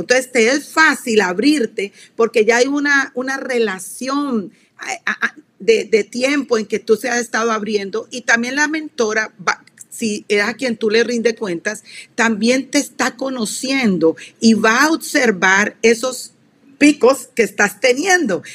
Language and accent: Spanish; Colombia; soy colombiana de pura cepa, soy suramericana